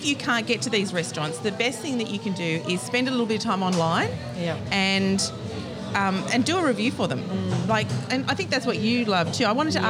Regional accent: Como, New South Wales, Australia; I am from Como

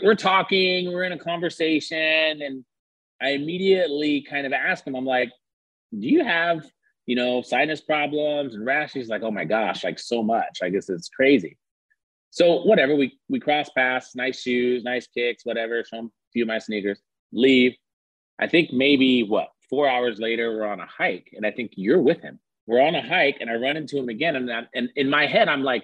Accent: California, United States; I grew up in California

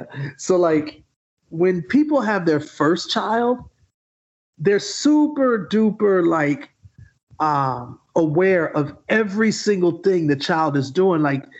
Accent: Atlanta, Georgia, United States; We're from Atlanta.

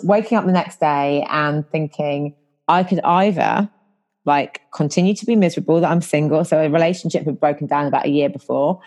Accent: about an hour north of London, England, United Kingdom; moved away as an adult; now in London, United Kingdom; I'm not originally from London. I'm originally from about an hour north of London, but I've been living here for nearly half my life.

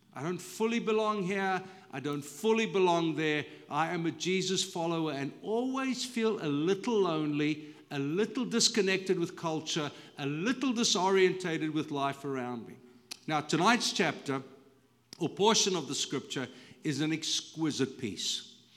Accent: South Africa; moved away as an adult; now in United States; when I go back to South Africa, it's familiar, but it's not really home anymore

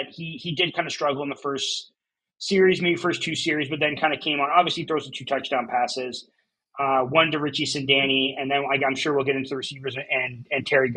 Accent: Canada; we're Canadians, we're Canadian football fans

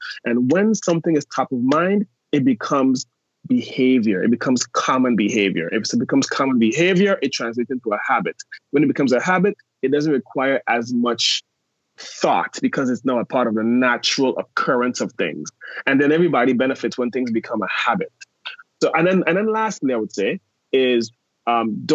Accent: U.S. Virgin Islands; I am from St. Thomas in the U.S. Virgin Islands.

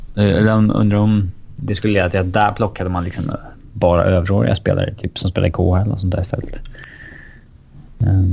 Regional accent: Sweden; som svensk supporter till ett hockeylag

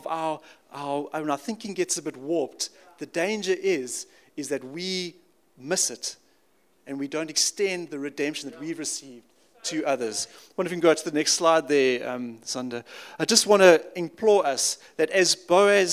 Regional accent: Pretoria, Gauteng, South Africa; also born or lived in Sandton; now in Langebaan, South Africa; I grew up in Pretoria. I'm not a Cape Townian.

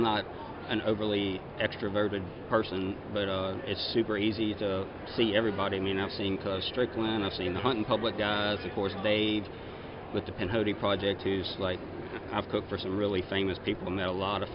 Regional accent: Zachary, Louisiana, United States; I was born and raised in Zachary, Louisiana, and grew up there.

